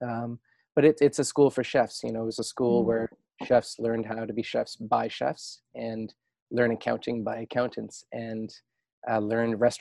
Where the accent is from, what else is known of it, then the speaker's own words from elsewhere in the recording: Sooke, British Columbia, Canada; moved away as an adult; also born or lived in Calgary / Montreal / Norman Wells, Northwest Territories / Stratford, Ontario; that's really where I grew up. And the little town of Sooke is where I still call home on Vancouver.